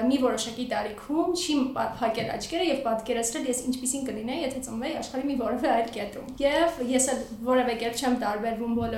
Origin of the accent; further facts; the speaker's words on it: Talin, Aragatsotn, Armenia; born there; դե ես ծնվել եմ Մարսում, Թալինում մասնավորապես չկան Թալինում խաղհրապարակներ